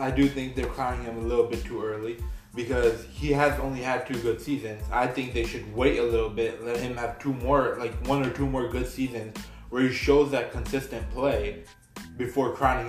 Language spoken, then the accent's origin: English; Houston, Texas, United States; I'm a hardcore Texans fan. I've been born and raised in Houston.